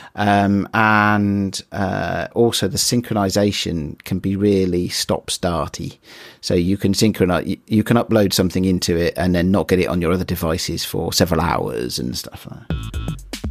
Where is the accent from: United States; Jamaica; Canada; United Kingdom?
United Kingdom; I'm British